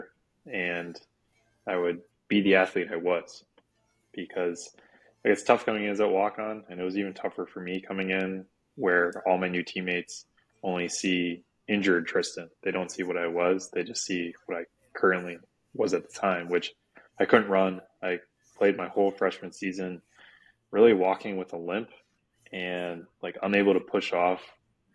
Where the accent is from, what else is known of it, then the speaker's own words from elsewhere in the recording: Sarasota, Florida, United States; moved away as an adult; also born or lived in Virginia; I'm from Sarasota, Florida, which is an hour south of Tampa, so the Gulf Coast of Florida, and lived there most of my life growing up